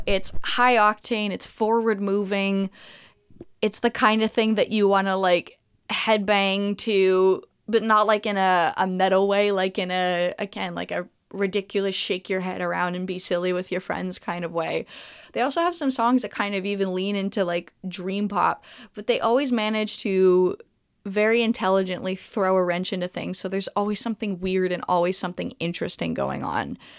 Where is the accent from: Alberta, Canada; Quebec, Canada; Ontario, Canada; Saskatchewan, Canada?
Quebec, Canada; Montreal; I am a, a native to Montreal